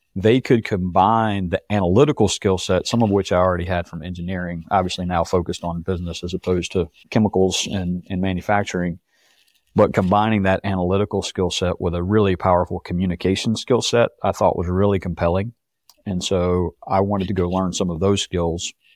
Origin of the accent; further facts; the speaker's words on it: Rock Hill, South Carolina, United States; moved away as an adult; I grew up in Rock Hill, which is just south of Charlotte